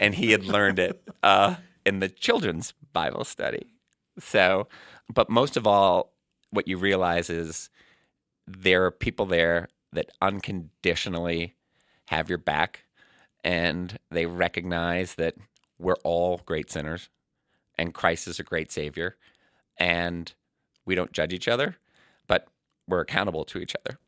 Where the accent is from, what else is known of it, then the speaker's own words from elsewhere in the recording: Boston, Massachusetts, United States; also born or lived in Brighton, Boston / Arlington, Massachusetts; now in Lexington, United States; I'm from Boston